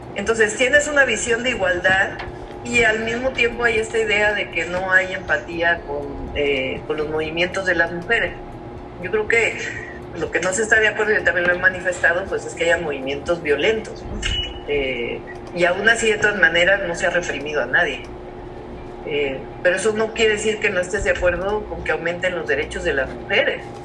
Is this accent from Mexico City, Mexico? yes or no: yes; Mexico City, Mexico; yo nací en la Ciudad de México